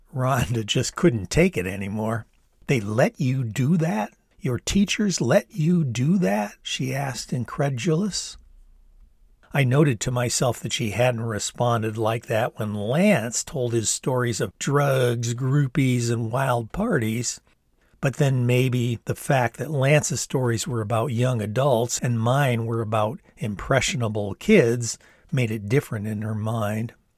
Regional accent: Ann Arbor, Michigan, United States; the very dynamic political milieu that was my hometown of Ann Arbor

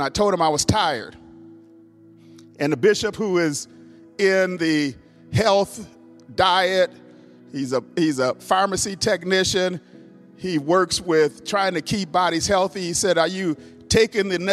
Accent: Minnesota, United States; moved away; my home state, Minnesota, where I was born, raised

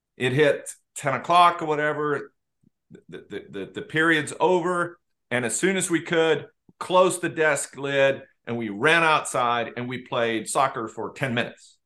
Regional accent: Sweden; moved away as an adult; I grew up in Sweden and I left when I was, when I was eighteen

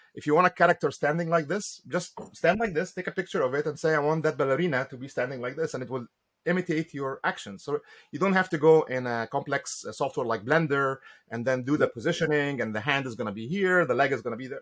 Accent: Egypt; moved away as an adult; now in United States; I came to the US in 1995. I'm from Egypt originally.

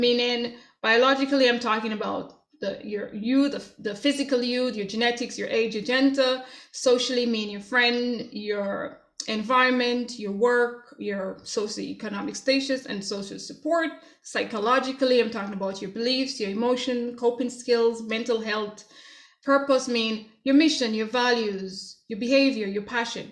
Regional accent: Jamaica; moved away; growing up in Jamaica

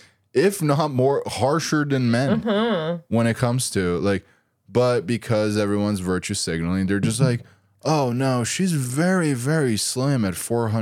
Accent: Brazil; Brazil. Like, they're like, you realize that show is from here, right?

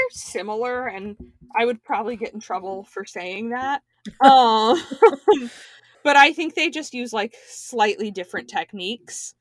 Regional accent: Miami, Florida, United States; I was born near South Beach in Miami.

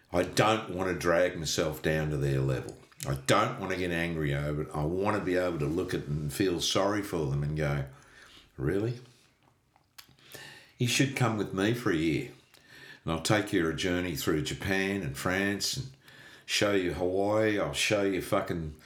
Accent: Australia; I'm from Australia

